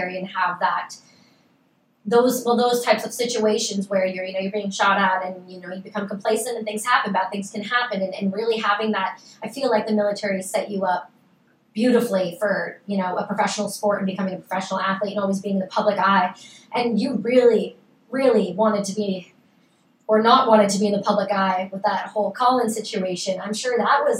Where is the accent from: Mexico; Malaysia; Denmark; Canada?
Canada; I'm Canadian